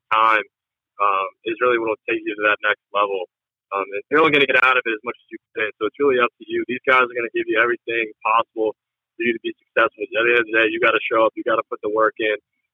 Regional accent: New Jersey, United States; moved away as an adult; also born or lived in Pittsburgh; I grew up in Jersey

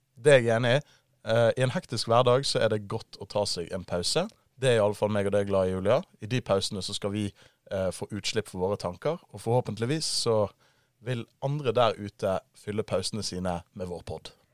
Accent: Bergen, Vestland, Norway; now in Oslo, Norway; jeg er en bergenser. Jeg er 24 år, og jeg har forvillet meg på feil side av Hardangervidda. Jeg bor nå i Oslo

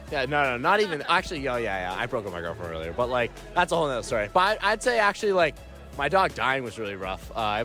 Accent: New Hampshire, United States; I'm from New Hampshire.

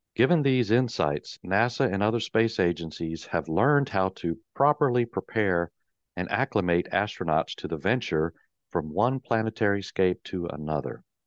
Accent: North Carolina Piedmont, United States; Growing up in the North Carolina, Piedmont, I've spent parts of every summer and winter traipsing and trolling around this whispered wonderland

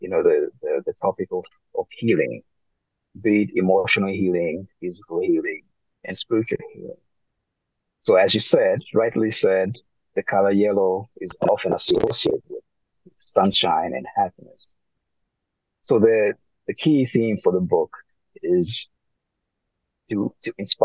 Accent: Northern Region, Malawi; I'm proudly from the north of Malawi. I'm proudly Tumbuka

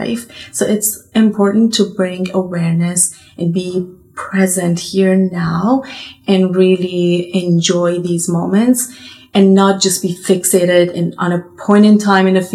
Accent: Iran; moved away; They immigrated to Iran, and I was born in Iran

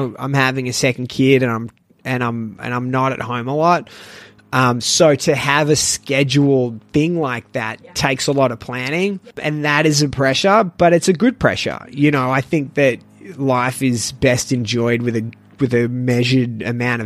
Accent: Melbourne, Victoria, Australia; moved away as an adult; now in Shanghai, China; I'm from Melbourne

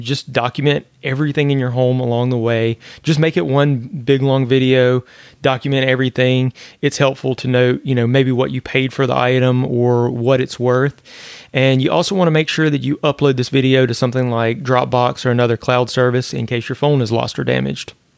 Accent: northern Louisiana, United States; now in Florida, United States; I grew up in Louisiana where we get hit by hurricanes there too. I was in the north part of Louisiana

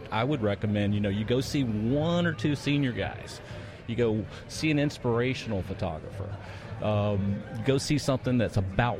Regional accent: Cumming, Georgia, United States; from Cumming, Georgia.

